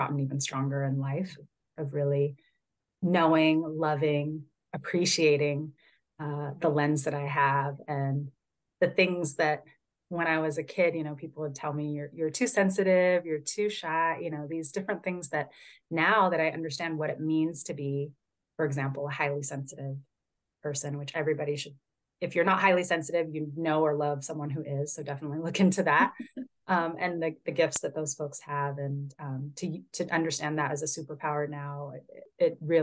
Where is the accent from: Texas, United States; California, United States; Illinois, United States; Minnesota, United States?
California, United States; Northern; I was born and raised in California, born in Southern California, raised primarily in Northern California